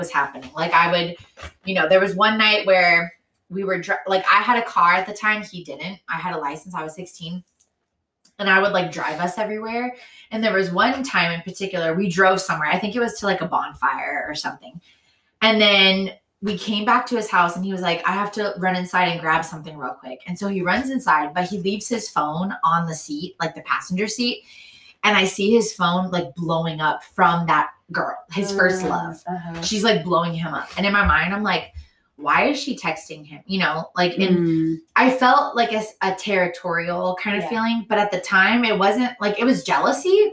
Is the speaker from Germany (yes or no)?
no; San Diego, California, United States; growing up in Mare Mesa.